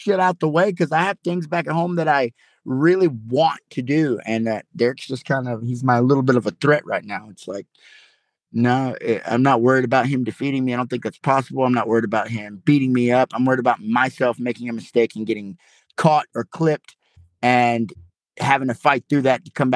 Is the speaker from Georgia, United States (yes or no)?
yes; Madison County, Georgia, United States; I have a huge support system in my hometown